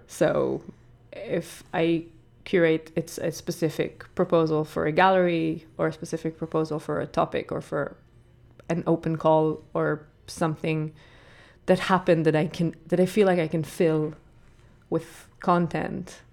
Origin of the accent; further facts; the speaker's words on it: Israel; English is a second language; moved away as an adult; also born or lived in Ireland / New York; now in Dublin, Ireland; I come from Israel, but I live in Ireland for a good few years now.